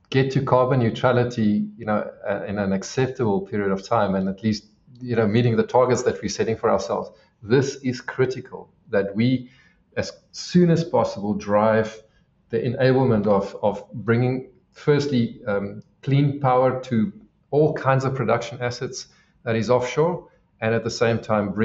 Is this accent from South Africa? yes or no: yes; South Africa; being South African